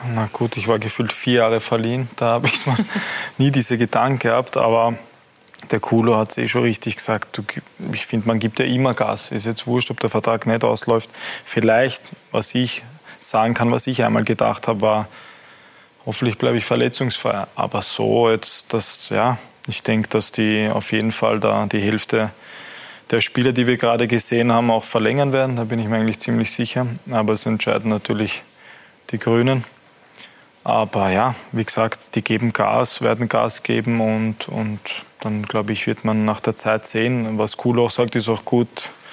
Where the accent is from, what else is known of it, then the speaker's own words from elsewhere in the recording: Austria; als Österreicher